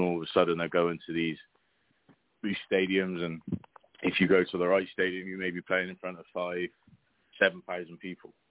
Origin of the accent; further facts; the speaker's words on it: Bristol, South West England, United Kingdom; moved away as an adult; now in Oklahoma City, United States; I grew up uh, Bristol, so I'm Southwest England